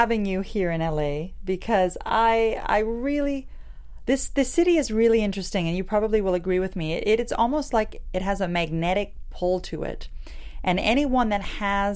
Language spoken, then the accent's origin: English; Canada; I'm Canadian as well